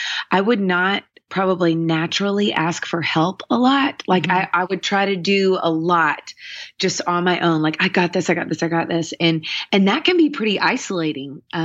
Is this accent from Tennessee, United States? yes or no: yes; Nashville, Tennessee, United States; I grew up here in Nashville, Tennessee